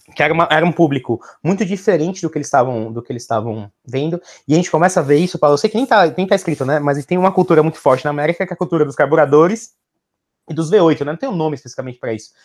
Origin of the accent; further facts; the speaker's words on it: Brazil; nós como brasileiros, nunca tivemos uma época muito forte de estabilidade econômica